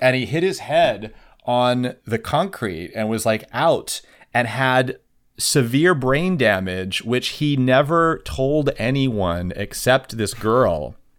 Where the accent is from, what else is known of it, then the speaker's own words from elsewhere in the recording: Kansas, United States; that was my home state